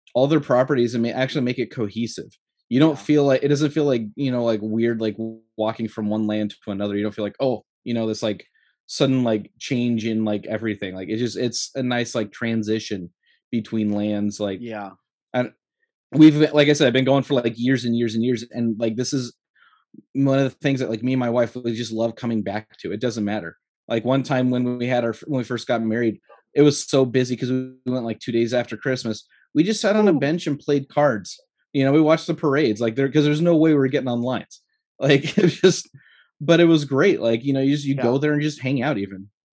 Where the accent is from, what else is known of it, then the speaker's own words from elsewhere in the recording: Southern California, United States; I grew up in Southern California